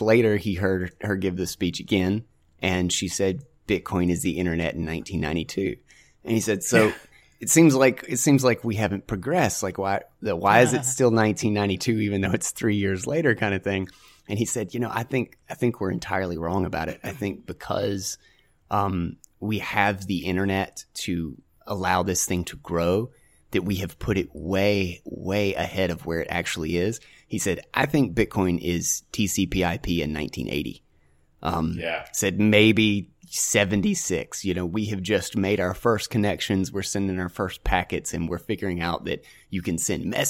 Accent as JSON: {"language": "English", "region": "North Carolina", "country": "United States", "said": "I'm from North Carolina"}